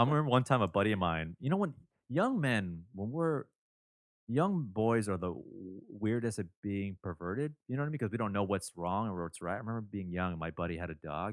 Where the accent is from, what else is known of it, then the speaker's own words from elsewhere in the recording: Toronto, Ontario, Canada; my hometown of Toronto